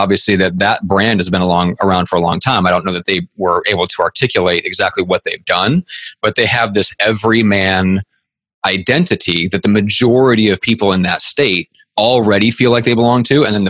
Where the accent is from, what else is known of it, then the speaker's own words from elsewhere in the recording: Nebraska, United States; I'm from Nebraska